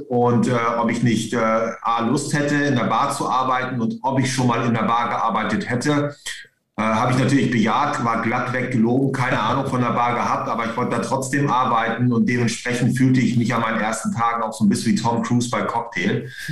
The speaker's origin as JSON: {"language": "German", "area": "East Frisia", "region": "Lower Saxony", "country": "Germany", "also_born_or_lived": "Hamburg", "moved": "as an adult", "said": "als Ostfriese"}